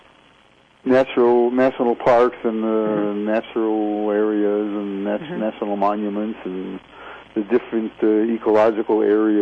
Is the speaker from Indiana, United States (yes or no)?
no; Detroit, Michigan, United States; I grew up in Detroit, Michigan, in the big city